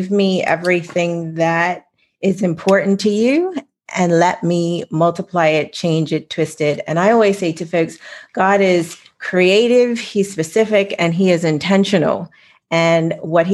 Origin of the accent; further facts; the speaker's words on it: Bermuda; I live in Bermuda, but I grew up on Darrow's Island